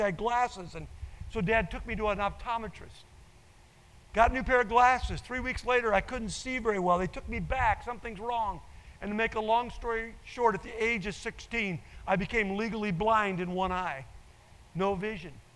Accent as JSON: {"language": "English", "region": "Nebraska", "country": "United States", "tie": "born or raised there", "said": "I grew up in Nebraska, and so I'm a cornhusker"}